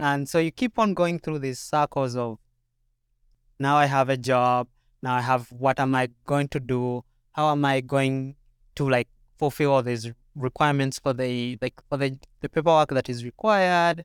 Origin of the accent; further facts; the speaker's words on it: Uganda; moved away as an adult; now in Minnesota, United States; So, yeah, I came two years ago from Uganda, and I came to do a master's degree.